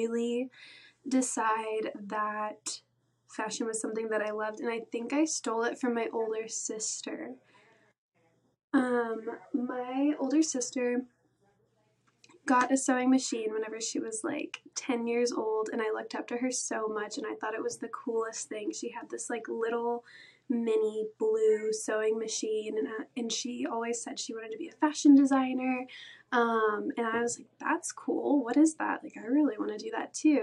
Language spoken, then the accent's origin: English; Atlanta, Georgia, United States; also born or lived in Valdosta, Georgia; Grew up in Atlanta, Georgia, just the outskirts suburbs of Atlanta.